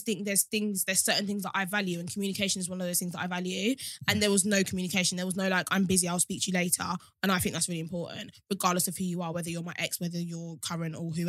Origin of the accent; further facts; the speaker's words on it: Kent, South East England, United Kingdom; also born or lived in Lewisham; growing up in Kent